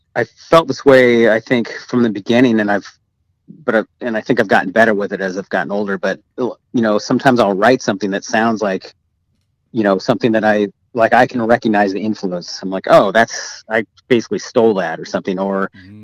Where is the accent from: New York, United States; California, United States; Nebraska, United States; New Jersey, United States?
California, United States; Eureka; we grew up in in Eureka um, in Humboldt County